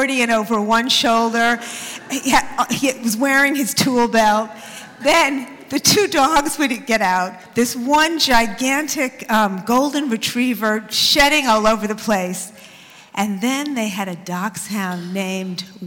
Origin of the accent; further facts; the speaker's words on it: New York City, New York, United States; I grew up in Queens, and in junior high school in Queens in the 60s